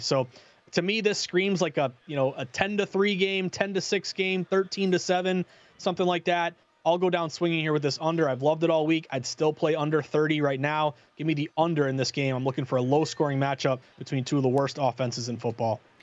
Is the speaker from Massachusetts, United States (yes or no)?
yes; Massachusetts, United States; we're all born and raised in Massachusetts